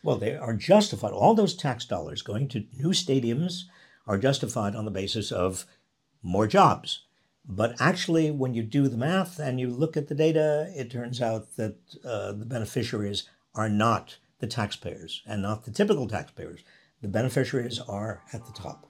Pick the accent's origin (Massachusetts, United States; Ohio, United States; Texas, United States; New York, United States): New York, United States; outside New York City, United States; now in San Francisco Bay Area, United States; I grew up outside New York City